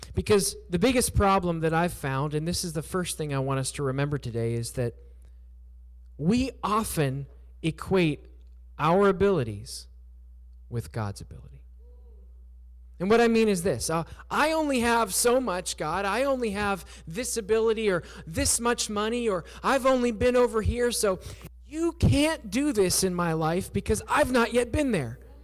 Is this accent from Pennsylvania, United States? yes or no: yes; southwestern Pennsylvania, United States; moved away as an adult; also born or lived in Surabaya, Indonesia; I grew up in southwestern Pennsylvania